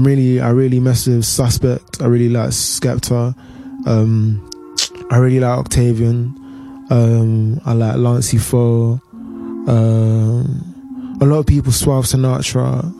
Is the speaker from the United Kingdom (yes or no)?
yes; London, United Kingdom; I'm from South London, Stockwell to be exact.